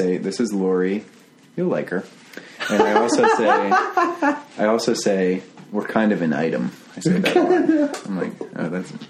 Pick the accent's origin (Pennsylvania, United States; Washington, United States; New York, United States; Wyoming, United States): Pennsylvania, United States; Pittsburgh; now in Richmond, United States; I am a young man, and I moved here to Richmond from Pittsburgh about 2.5 years ago.